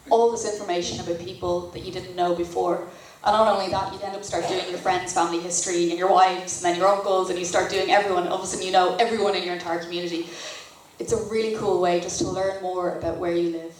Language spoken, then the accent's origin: English; North Dublin, Leinster, Ireland; I grew up in North Dublin, very small peninsula hope